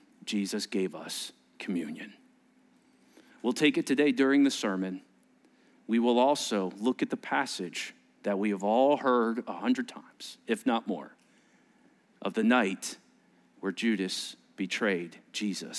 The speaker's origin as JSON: {"language": "English", "country": "United States", "said": "being an American kid, I didn't really understand some of this Jewish language"}